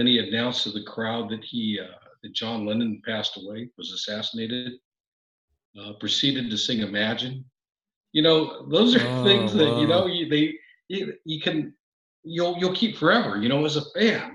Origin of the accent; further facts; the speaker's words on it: Sacramento, California, United States; moved away as an adult; also born or lived in Los Angeles / old DuPont estate (snowy region, new home); California native, born and raised in Sacramento, and have lived in Los Angeles for 35 years.